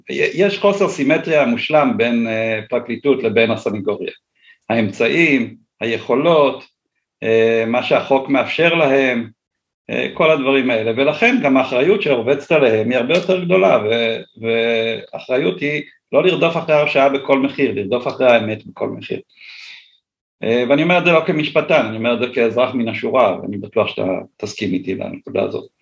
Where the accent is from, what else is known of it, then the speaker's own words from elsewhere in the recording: Ness Ziona, Central District, Israel; אני מאוד אוהב את נס ציונה, גדלתי פה, כאמור נולדתי פה